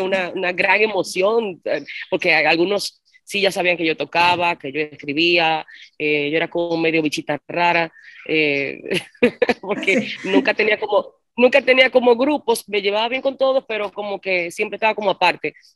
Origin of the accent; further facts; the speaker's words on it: La Romana, Dominican Republic; also born or lived in Santo Domingo / San Cristóbal; Yo vine con siete años yo nací en Santo Domingo, que es la capital. A los siete, viví siete años en San Cristóbal, al sur, con mi familia. Y luego con siete años vine al este, a la Romana.